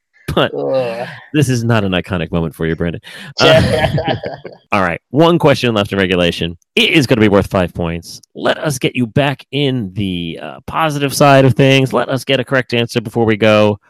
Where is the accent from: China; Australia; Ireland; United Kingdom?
Australia; I'm Australian, it rhymes.